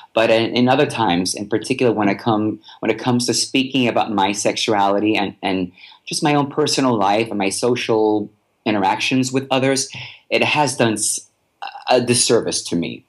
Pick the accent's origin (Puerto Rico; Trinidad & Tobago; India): Puerto Rico; I'm from Puerto Rico